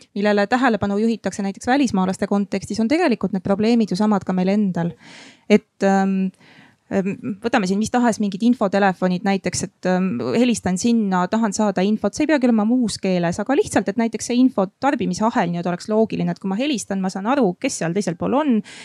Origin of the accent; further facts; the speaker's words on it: Järva County, Estonia; mina olen ise Järvamaalt pärit